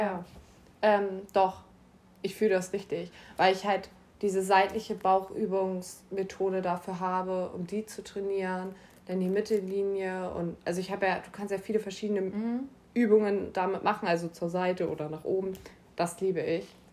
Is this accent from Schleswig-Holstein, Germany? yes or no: yes; Schleswig-Holstein, Germany; ich komme auch aus Schleswig-Holstein